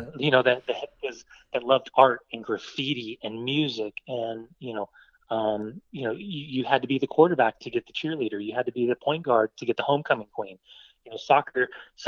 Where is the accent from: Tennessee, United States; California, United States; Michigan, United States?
California, United States; Southern; moved away as an adult; also born or lived in Sweden; being an American broadcaster, growing up in Southern California